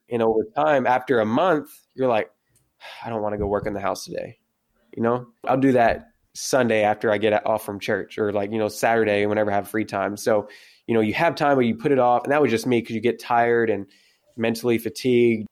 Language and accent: English; South Central Kentucky, United States; I am from South Central Kentucky, way out in the middle of nowhere.